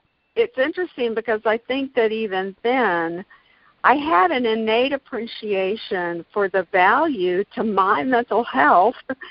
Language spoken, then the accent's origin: English; Gainesville, Florida, United States; also born or lived in Jacksonville, Florida; grew up in the Gainesville area